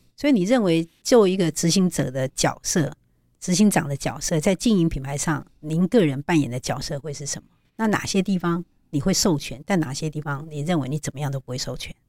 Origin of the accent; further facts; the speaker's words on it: Taiwan; 那应该有帮我们台湾人敬礼吧？